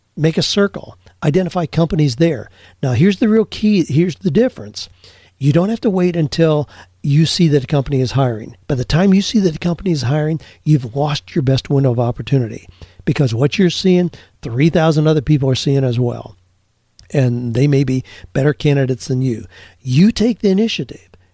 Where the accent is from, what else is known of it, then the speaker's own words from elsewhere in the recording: Amish Mennonite community, Ohio, United States; I grew up in the Amish Mennonite community